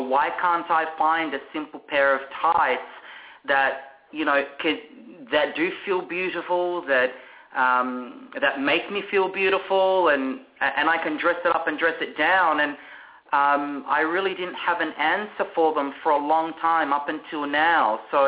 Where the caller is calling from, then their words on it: Melbourne, Victoria, Australia; We are calling you all the way from Melbourne, Australia.